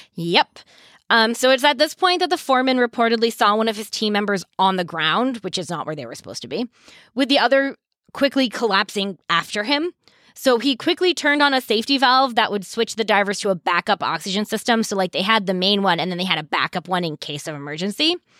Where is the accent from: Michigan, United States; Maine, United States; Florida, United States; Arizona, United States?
Maine, United States; I grew up in Maine